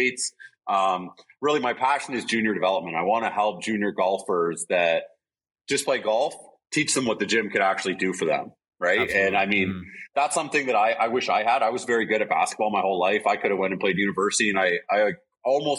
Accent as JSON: {"language": "English", "region": "Alberta", "country": "Canada", "tie": "born or raised there", "also_born_or_lived": "Brantford, Ontario", "moved": "yes", "lives_now": "Hamilton, Canada", "said": "So I was born in Alberta. I was born there."}